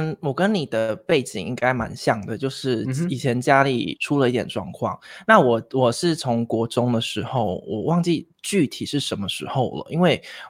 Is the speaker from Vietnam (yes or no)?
yes; Vietnam; also born or lived in Taiwan; now in Thailand; 啊，因为因为我从小是啊，就是读台湾学校，那那在越南那边有一个台湾学校，所以我是读台湾学校长大的。